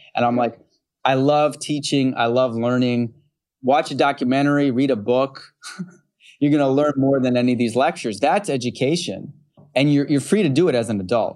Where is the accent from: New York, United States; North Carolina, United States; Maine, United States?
New York, United States; Utica; also born or lived in Rochester, New York; I grew up in, uh, central New York and western New York. So I grew up in Utica, New York. And then Rochester is where I went to high school.